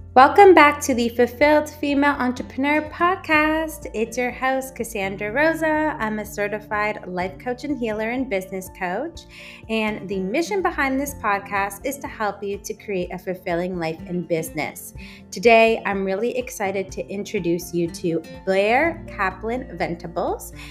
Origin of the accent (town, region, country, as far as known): Canada; also born or lived in Toronto